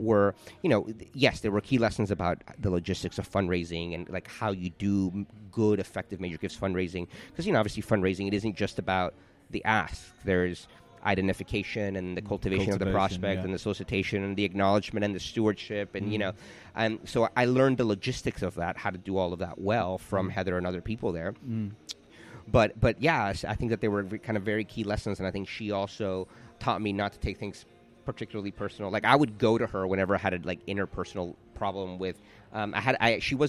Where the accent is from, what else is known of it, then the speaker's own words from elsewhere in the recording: Miami, Florida, United States; moved away as an adult; also born or lived in New York City; now in London, United Kingdom; We're both originally from Miami